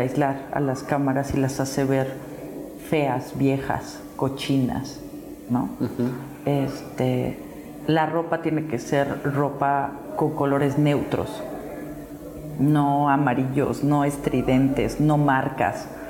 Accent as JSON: {"language": "Spanish", "country": "Mexico"}